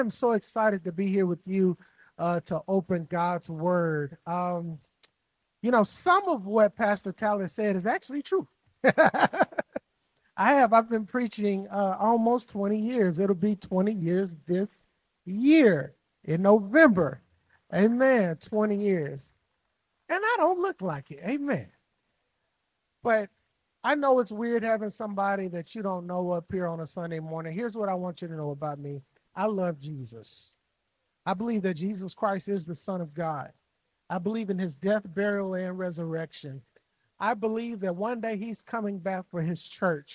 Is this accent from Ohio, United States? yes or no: no; Jackson, Mississippi, United States; moved away as an adult; now in Chicago, United States; I've been in Chicago 10 years, but I'm originally from Jackson, Mississippi